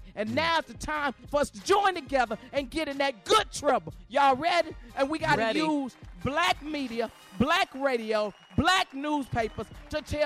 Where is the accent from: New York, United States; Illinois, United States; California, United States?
Illinois, United States; Chicago; I'm from Chicago. I'm raised in Chicago